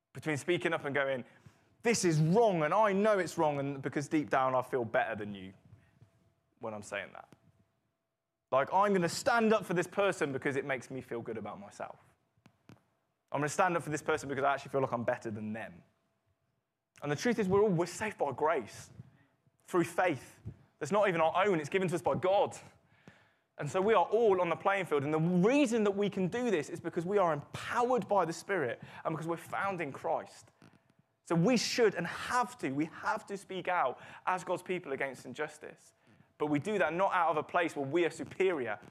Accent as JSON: {"language": "English", "country": "United Kingdom", "said": "we're British"}